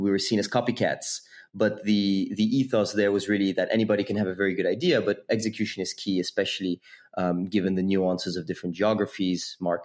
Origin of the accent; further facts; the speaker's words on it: Geneva, Switzerland; moved away as an adult; also born or lived in London; I was born and raised in Geneva, Switzerland